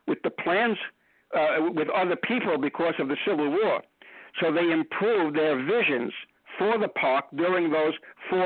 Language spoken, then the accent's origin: English; Brooklyn, New York, United States; Those of us in Brooklyn